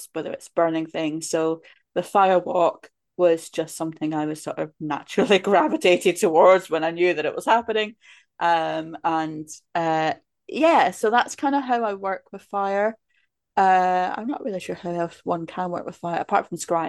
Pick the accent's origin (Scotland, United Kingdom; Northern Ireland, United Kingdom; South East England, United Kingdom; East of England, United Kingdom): Scotland, United Kingdom; the village I grew up in Scotland